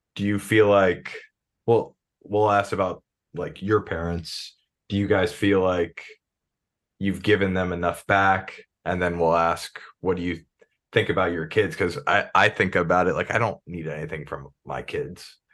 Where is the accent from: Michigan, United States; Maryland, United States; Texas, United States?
Maryland, United States; So I'm from Maryland